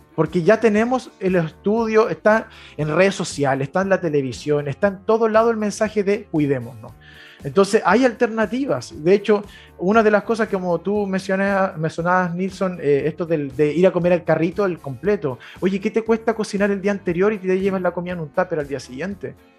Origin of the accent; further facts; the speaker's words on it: Coihueco, Ñuble, Chile; also born or lived in Chillán; nací en Chillán. Eh, ahí, mira, nací simplemente en Chillán. De ahí me fui a vivir a Coihueco, a un pueblo cercano a la cordillera de Chillán eh, y ahí estuve viviendo hasta como los 13 años.